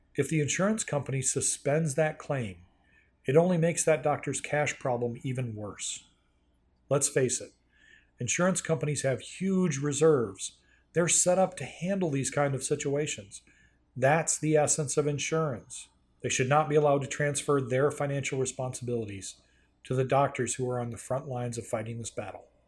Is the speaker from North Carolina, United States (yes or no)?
yes; North Carolina, United States; my home state of North Carolina